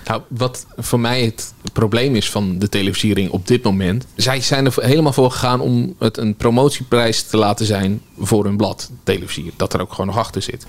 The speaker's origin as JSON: {"language": "Dutch", "town": "Nieuwegein", "region": "Utrecht", "country": "Netherlands", "tie": "born or raised there", "said": "ik pendelde tussen Nieuwegein en Utrecht"}